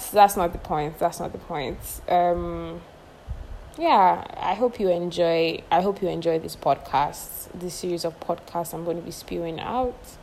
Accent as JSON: {"language": "English", "country": "Nigeria", "said": "I am a Nigerian girl living in Nigeria"}